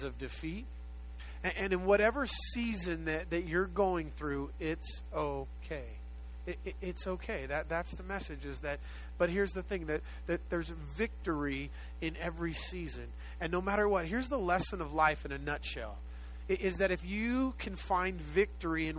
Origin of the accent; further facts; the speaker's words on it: Los Angeles, California, United States; I was born and raised in South Central Los Angeles, just a little south of South Central Los Angeles